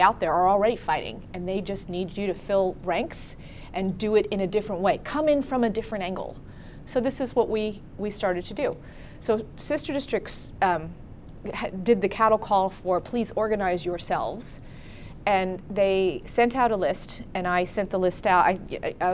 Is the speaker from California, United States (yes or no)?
yes; Berkeley, California, United States; I am from Berkeley